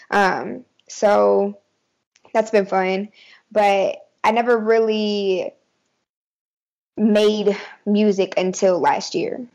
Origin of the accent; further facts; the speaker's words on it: Murfreesboro, Tennessee, United States; born there; also born or lived in Hawaii; I was born in Murfreesboro, Tennessee. Um, but I was raised a little bit of everywhere.